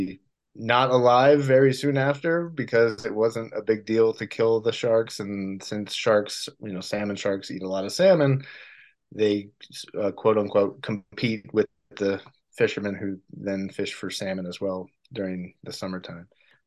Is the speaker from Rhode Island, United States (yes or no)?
yes; Rhode Island, United States; moved away as an adult; now in California, United States; Well, I grew up in Rhode Island, which is the ocean state. I grew up around water until I was about 20 years old or so